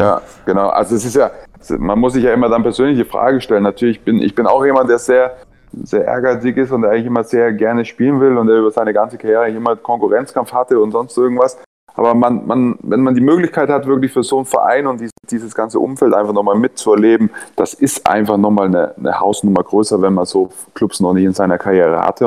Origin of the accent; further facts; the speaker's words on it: Nuremberg, Bavaria, Germany; also born or lived in Hannover / Ingolstadt; now in Leipzig, Germany; Ich bin ja Nürnberger